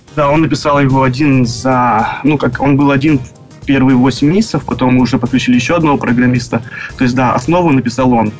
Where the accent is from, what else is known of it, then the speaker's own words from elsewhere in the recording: Dnipro, Dnipropetrovsk Oblast, Ukraine; moved away as an adult; now in Vancouver, Canada; я приехал в Канаду три года назад – из Украины, город Днепропетровск